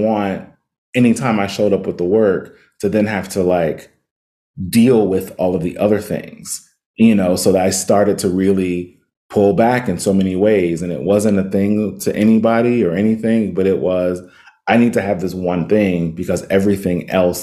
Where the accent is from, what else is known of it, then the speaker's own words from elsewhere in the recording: Cincinnati, Ohio, United States; now in Los Angeles, United States; I grew up in Cincinnati.